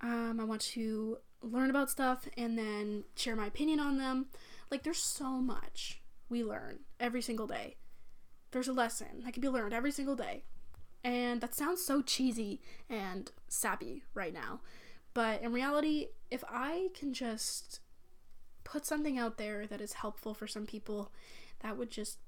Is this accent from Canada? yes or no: yes; Canada; I'm from Canada